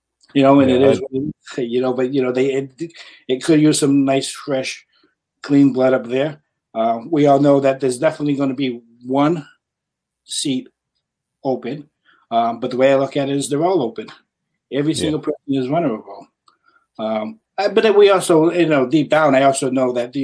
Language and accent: English; New Bedford, Massachusetts, United States; I was born and raised here in New Bedford